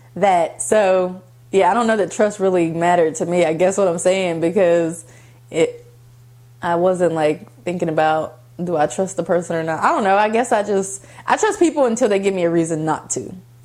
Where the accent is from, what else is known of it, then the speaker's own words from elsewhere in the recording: Columbus, Ohio, United States; born there; also born or lived in West Virginia; I was born in Columbus, Ohio, and I also lived in West Virginia, and now I live in Georgia. So I consider all three of them to be like home.